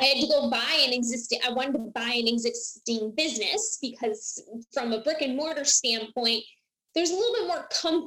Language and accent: English; Iowa, United States; moved away as an adult; now in Phoenix, United States; I'm originally from Iowa